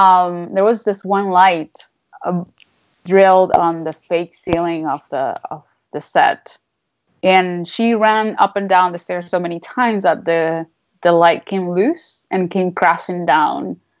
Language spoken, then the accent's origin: English; Venezuela; English is a second language; But I come from Venezuela. So like whenever people ask me where I'm from, it's a loaded question because I personally don't know anymore where I'm from.